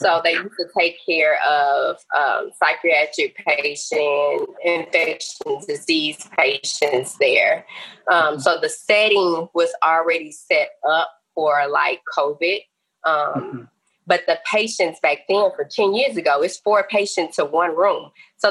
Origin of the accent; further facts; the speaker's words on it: Port Arthur, Texas, United States; I'm native in the Port Arthur, Texas area, working in the Southeast Texas region.